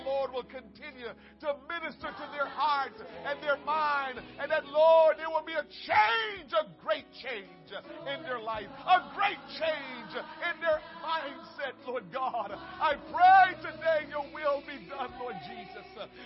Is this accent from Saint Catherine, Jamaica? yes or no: yes; Portmore, Saint Catherine, Jamaica; now in United States; I'm from Portmore. Yeah, that's my town. That's my town